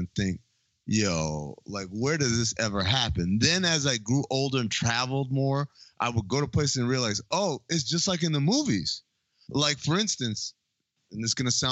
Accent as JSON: {"language": "English", "region": "New York", "country": "United States", "tie": "born or raised there", "said": "I grew up in New York."}